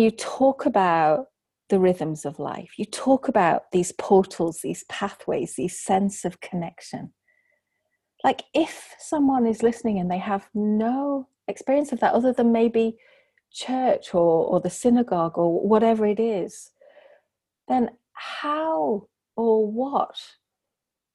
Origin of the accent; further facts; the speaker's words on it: England, United Kingdom; I'm from England